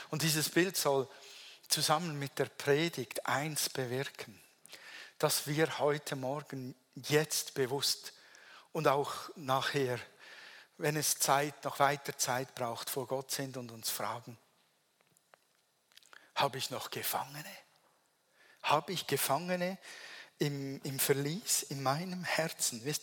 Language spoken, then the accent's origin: German; Switzerland; accent: Swiss German; German is a second language; ich spreche weiter Hochdeutsch, wäre einfacher Schweizerdeutsch.